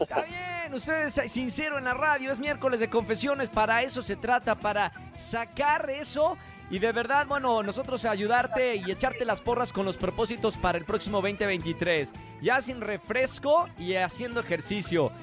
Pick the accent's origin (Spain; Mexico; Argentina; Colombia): Mexico; Monterrey, Nuevo León; Monterrey, de donde soy, del norte